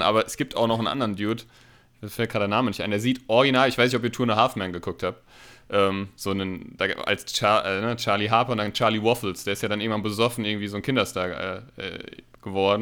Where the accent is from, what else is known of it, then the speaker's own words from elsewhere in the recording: Hanau, Hesse, Germany; wir kommen ja aus Hanau